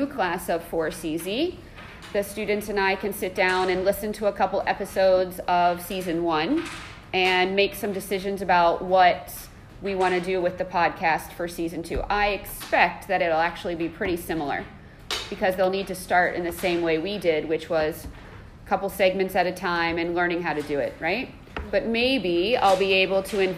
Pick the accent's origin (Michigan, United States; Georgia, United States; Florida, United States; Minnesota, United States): Georgia, United States; Savannah; moved away; also born or lived in Ohio; I am originally from the United States. I was born in Ohio, but moved to Georgia. So when I say that I'm going home, it means that I'm going to Savannah, Georgia.